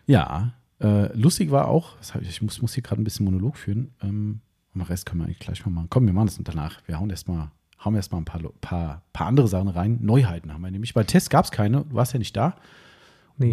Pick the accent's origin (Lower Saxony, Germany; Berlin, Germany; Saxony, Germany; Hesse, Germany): Hesse, Germany; accent: Hessian; meinen hessischen Dialekt